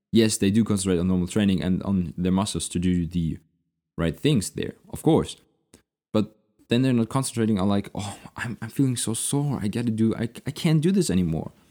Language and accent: English; Munich, Bavaria, Germany; You know, if I'm going to city, which is my hometown, I want to eat the local food, especially in Munich in Bavaria.